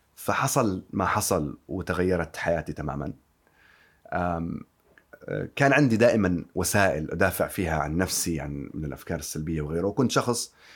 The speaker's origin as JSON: {"language": "Arabic", "country": "Yemen", "moved": "yes", "lives_now": "London, United Kingdom", "said": "أنا طبيب وأصلي من اليمن"}